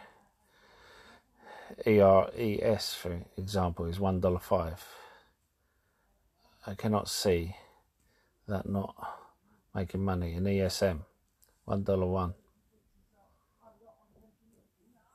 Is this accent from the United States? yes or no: no; London, United Kingdom; I'm from London